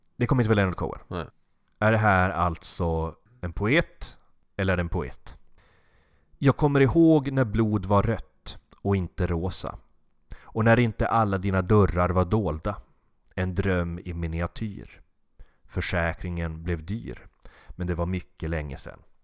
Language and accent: Swedish; Norrland, Sweden; med min norrländska bakgrund